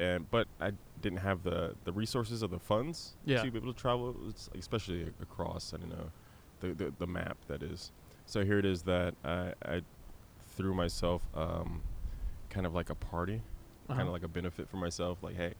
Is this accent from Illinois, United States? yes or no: no; Wichita, Kansas, United States; also born or lived in Aurora, Colorado / Poland; So I'm originally from Aurora, Colorado. Oh, okay. Yeah. Moved to Wichita when I was about fifth grade.